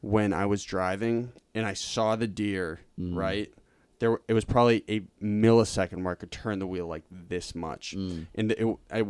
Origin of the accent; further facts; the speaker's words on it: Lincoln, Massachusetts, United States; also born or lived in Cambridge, Massachusetts; I grew up in Lincoln on Deer Haven Road